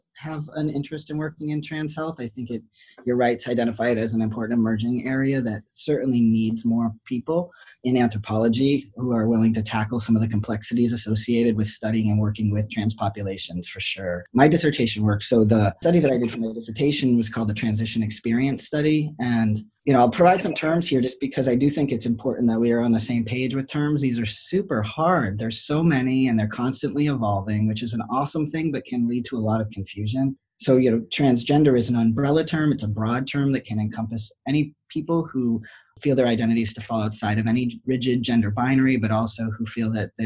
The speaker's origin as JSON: {"language": "English", "region": "rural New Hampshire", "country": "United States", "tie": "born or raised there", "also_born_or_lived": "Boston / Michigan / Detroit / Western Massachusetts", "moved": "yes", "said": "I was born in Boston. I grew up in rural New Hampshire and then bounced around"}